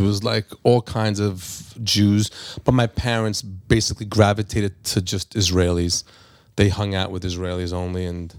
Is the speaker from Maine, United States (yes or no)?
no; Five Towns, Long Island, New York, United States; We're in the five towns. It's in Long Island. It's like literally, now yeah. It's a super Jewish neighborhood. But it's, back then it was just plain Jewish.